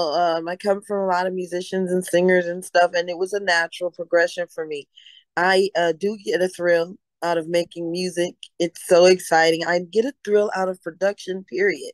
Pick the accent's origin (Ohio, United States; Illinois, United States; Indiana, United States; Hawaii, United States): Illinois, United States; Chicago; now in Los Angeles, United States; I was born in Chicago, Illinois, and I was raised in Chicago, Illinois